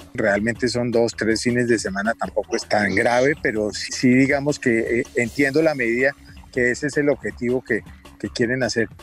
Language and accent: Spanish; Bogotá, Bogotá Capital District, Colombia; He sido socio toda la vida, nací en el Club los Lagartos